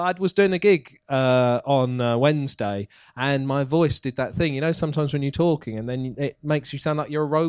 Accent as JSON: {"language": "English", "town": "Basildon", "region": "East of England", "country": "United Kingdom", "tie": "born or raised there", "said": "I was born in Basildon."}